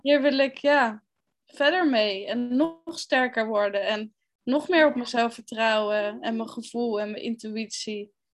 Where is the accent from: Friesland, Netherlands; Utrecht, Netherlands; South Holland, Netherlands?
South Holland, Netherlands; The Hague; Ik ben 29 jaar en ik kom uit Den Haag.